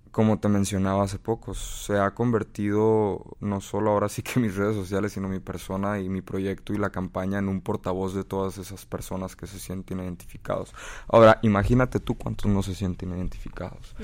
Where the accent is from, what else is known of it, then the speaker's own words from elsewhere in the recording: United States; tuve la bendición de haber nacido en este país